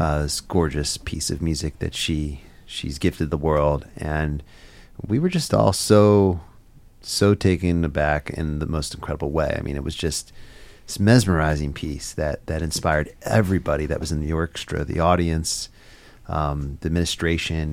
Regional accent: Philadelphia, Pennsylvania, United States; I grew up um, in the Philadelphia area. I still live there to this day, and it's my hometown

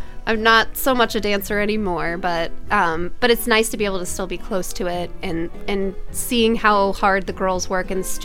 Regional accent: Florida, United States; moved away as an adult; now in Toledo, United States; I'm originally from Florida. And I actually just moved to Toledo about 5 years ago.

